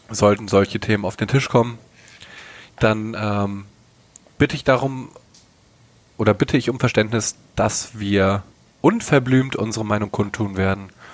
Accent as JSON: {"language": "German", "region": "North Rhine-Westphalia", "country": "Germany", "said": "Ich komme aus dem Westen. Bin ein kleiner Nordrhein-Westfaler"}